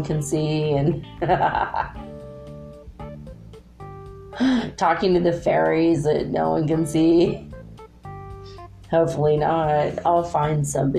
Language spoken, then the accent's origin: English; United States; I'm an American